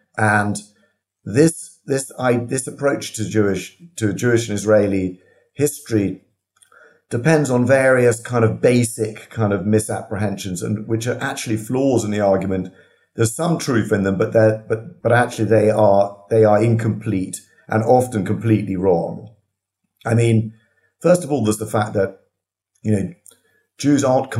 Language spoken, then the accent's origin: English; United Kingdom; in Britain, for example, we regard anyone who's been here for one generation as British, and we're proud